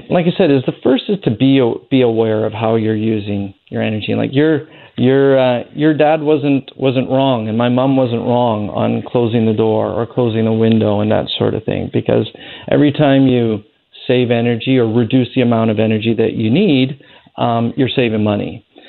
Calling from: Surrey, British Columbia, Canada; I'm calling in from Surrey

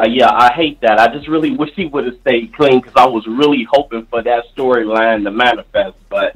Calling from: Fortress, Indiana, United States; from Fortress, Indiana.

